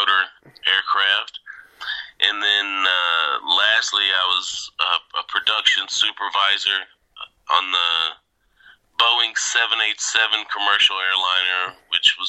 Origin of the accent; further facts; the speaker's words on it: Georgia, United States; moved away as an adult; also born or lived in Japan / Seattle, Washington; now in Los Angeles, United States; I grew up in Georgia